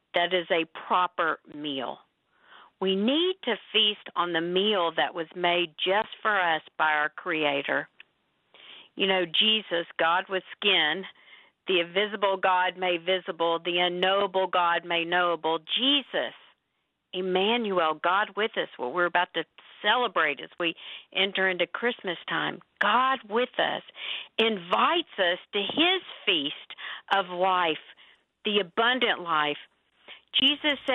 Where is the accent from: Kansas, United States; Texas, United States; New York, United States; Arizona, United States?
Texas, United States; also born or lived in Oklahoma; I was born in Oklahoma, born there and grew up in Texas.